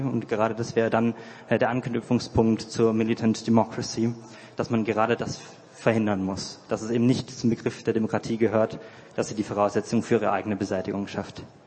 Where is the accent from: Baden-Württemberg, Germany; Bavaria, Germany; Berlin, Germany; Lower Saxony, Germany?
Baden-Württemberg, Germany; near Konstanz; moved away as an adult; now in Heidelberg, Germany; ich komme aus der Nähe von Konstanz ähm, und wohne jetzt in Heidelberg